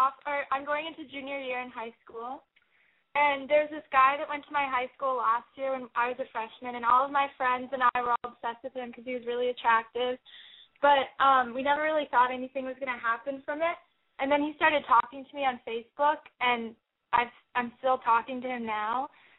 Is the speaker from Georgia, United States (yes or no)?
no; New York City, New York, United States; we're 16 from New York City